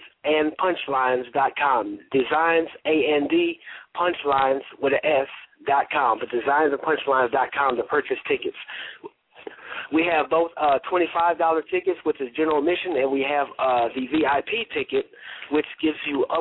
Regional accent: Chicago, Illinois, United States; moved away as an adult; now in Memphis, United States; She's from my hometown, Chicago.

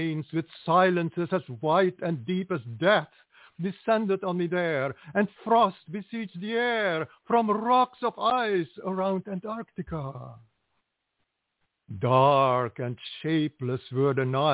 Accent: Curaçao; English is a second language; moved away; also born or lived in Trinidad; I was born in Curacao, which is nearby

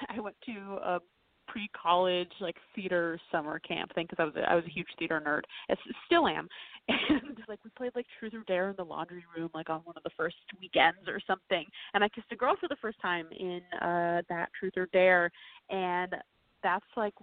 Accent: New York City, New York, United States; I grew up downtown New York City

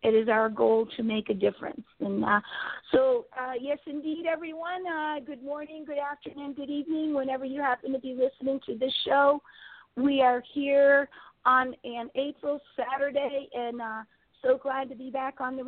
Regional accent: Connecticut, United States; my home state of Connecticut

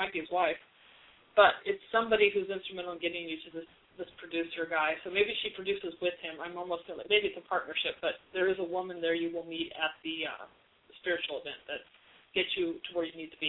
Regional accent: Arizona, United States; now in New York, United States; I'm from Arizona originally

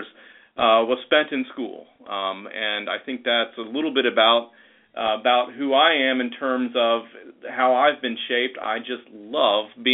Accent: Louisville, Kentucky, United States; now in Misenheimer, United States; I'm originally from Louisville, Kentucky. That's where I grew up

